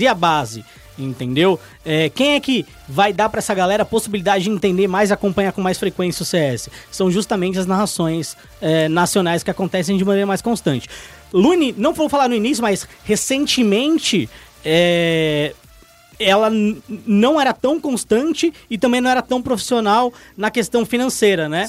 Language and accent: Portuguese; São Bernardo do Campo, São Paulo, Brazil; eu sou de São Bernardo, lá é, mano, é a Califórnia brasileira